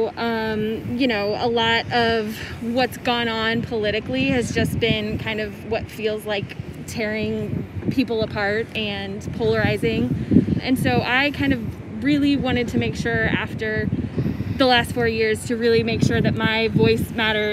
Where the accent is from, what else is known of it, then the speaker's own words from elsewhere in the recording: Raymore, Missouri, United States; also born or lived in Kansas City; Grew up in Raymore